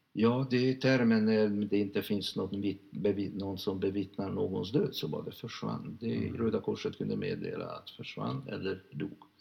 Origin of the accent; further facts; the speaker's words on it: Budapest, Hungary; Swedish is a second language; moved away as an adult; also born or lived in Lund; now in Sweden; Jag agerar inte som en ungrare, jag agerar som en svensk